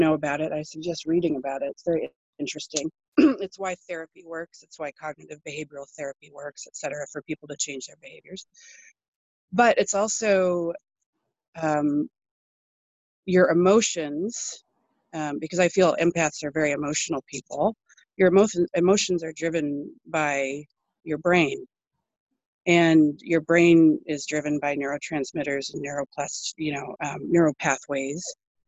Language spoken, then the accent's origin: English; British Columbia, Canada; also born or lived in Colorado; now in Oregon, United States; I live in Oregon in the United States, and I'm 46. I grew up mostly in British Columbia and also in Colorado, but I traveled quite a bit in my youth. Finally settled down in Oregon about 20 years ago.